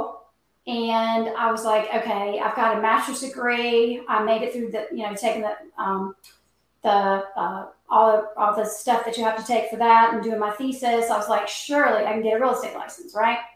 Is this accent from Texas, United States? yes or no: no; North Carolina, United States; born and bred right here in North Carolina